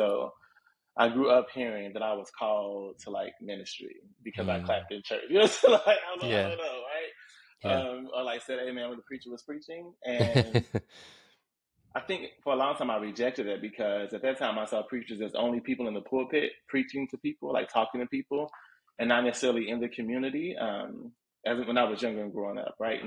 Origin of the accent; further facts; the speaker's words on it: Indianapolis, Indiana, United States; also born or lived in West Coast; now in Chicago, United States; I'm from Indianapolis